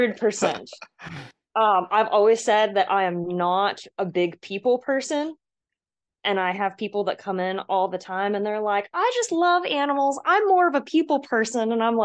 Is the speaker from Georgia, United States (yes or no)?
yes; Georgia, United States; also born or lived in California; I was born in California, but I've always considered myself a Southern girl because I was mostly raised in Georgia or around the Southeast.